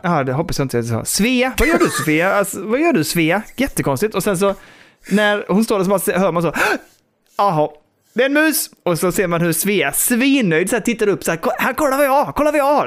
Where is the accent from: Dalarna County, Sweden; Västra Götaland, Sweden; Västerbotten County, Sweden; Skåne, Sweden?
Skåne, Sweden; Västra Karup; min uppväxt där ute på landet liksom i Västra Karup